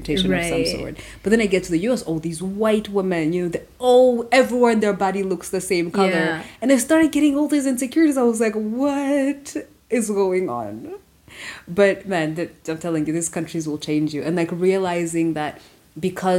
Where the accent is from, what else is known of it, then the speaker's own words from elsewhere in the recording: Rwanda; now in United States; I'm African. Like, I grew up in Rwanda.